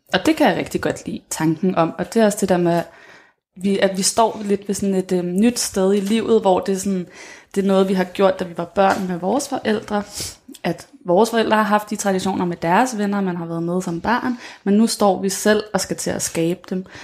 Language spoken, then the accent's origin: Danish; Denmark; os som danskere